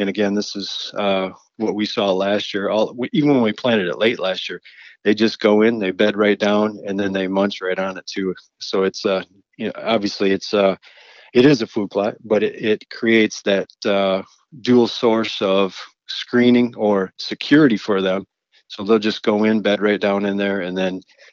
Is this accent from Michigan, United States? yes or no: yes; Clare, Michigan, United States; in my hometown, born and raised in Clare, Michigan